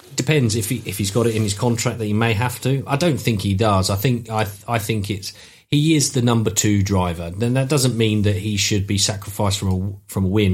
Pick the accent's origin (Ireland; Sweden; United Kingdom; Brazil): United Kingdom; as a British fan